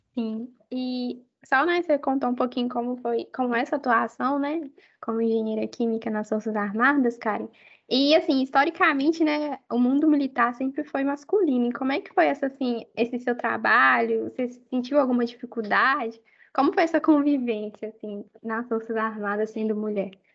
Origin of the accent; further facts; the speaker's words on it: Belo Horizonte, Minas Gerais, Brazil; moved away; also born or lived in Salvador, Brazil; eu morava em Salvador, então, assim, ir para a UFMG para voltar para para a cidade onde eu nasci, para a minha família.